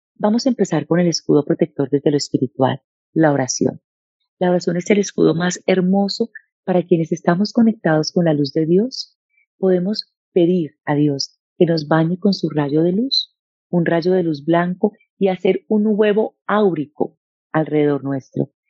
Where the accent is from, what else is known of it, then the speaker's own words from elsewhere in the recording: Bogotá, Colombia; also born or lived in Medellín, Colombia / Cali, Colombia; nací en Medellín, nos vivimos a vivir a Bogotá y desde muy pequeña